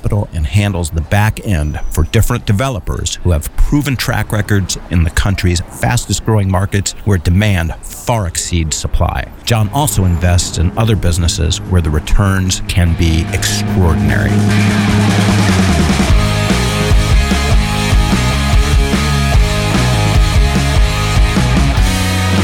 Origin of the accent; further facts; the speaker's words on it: Cleveland, Ohio, United States; now in San Francisco Bay Area, United States; I'm from Cleveland